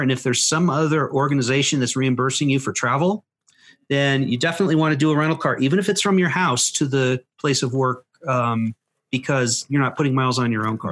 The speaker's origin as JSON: {"language": "English", "country": "United States", "said": "as an American"}